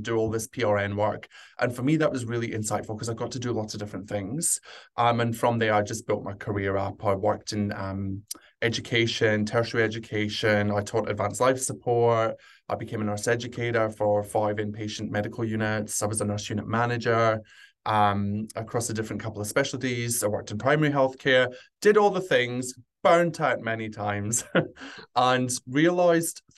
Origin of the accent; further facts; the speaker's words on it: Scotland, United Kingdom; moved away as an adult; also born or lived in London; now in Sydney, Australia; I grew up in Scotland, trained across there, and then very quickly, once I finished my degree, moved down to just outside London